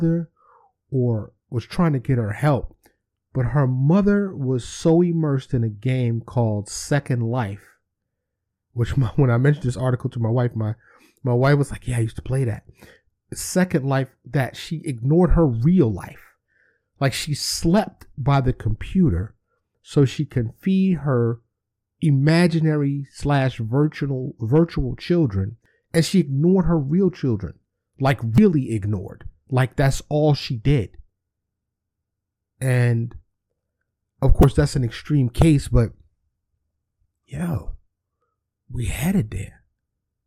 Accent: New York City, New York, United States; I grew up in New York City.

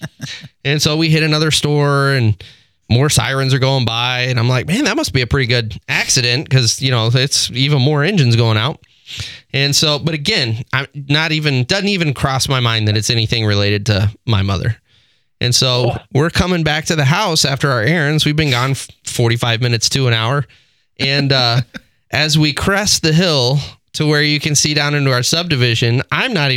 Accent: Texas, United States; moved away; I'm originally from Texas

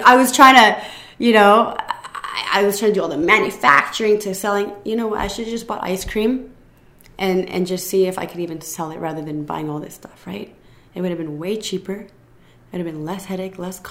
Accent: Canada; I was born in Canada

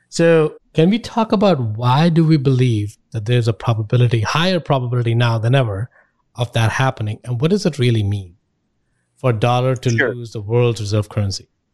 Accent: India; moved away as an adult; I'm from India. I left India about 10, 15 years ago.

